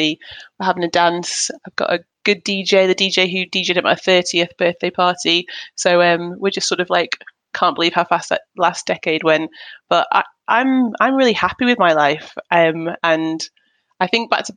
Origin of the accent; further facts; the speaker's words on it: Manchester, North West England, United Kingdom; now in Hertfordshire, United Kingdom; I'm born and bred in Manchester, Manchester, England. And I live now in Hertfordshire